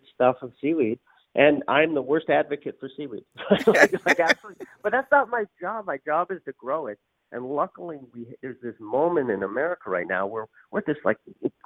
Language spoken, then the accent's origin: English; Newfoundland and Labrador, Canada; I'm from Newfoundland